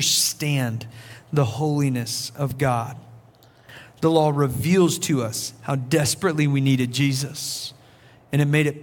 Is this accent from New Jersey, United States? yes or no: no; South Carolina, United States; I'm from South Carolina